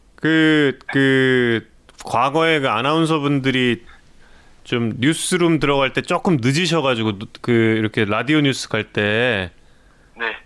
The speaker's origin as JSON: {"language": "Korean", "region": "Seoul", "country": "South Korea", "tie": "born or raised there", "said": "제가 한양대학교 부속병원에서 태어났습니다"}